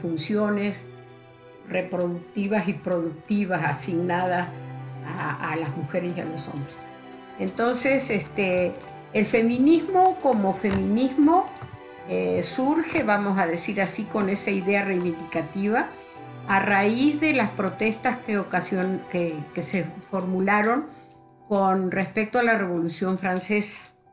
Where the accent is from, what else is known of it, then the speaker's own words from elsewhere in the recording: Uruguay; moved away as an adult; now in León, Mexico; soy uruguaya, este, radico en México hace 42 años